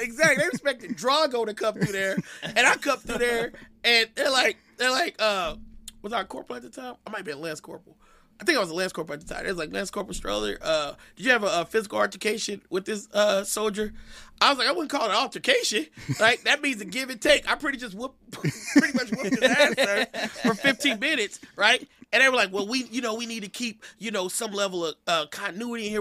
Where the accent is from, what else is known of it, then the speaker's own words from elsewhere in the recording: Kansas City, United States; moved away as an adult; I'm a kid from Kansas City